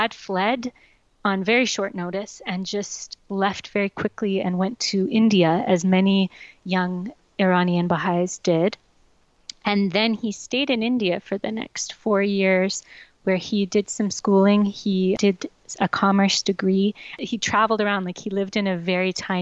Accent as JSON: {"language": "English", "town": "Yellowknife", "region": "Northwest Territories", "country": "Canada", "tie": "born or raised there", "said": "I grew up in Yellowknife, Northwest Territories"}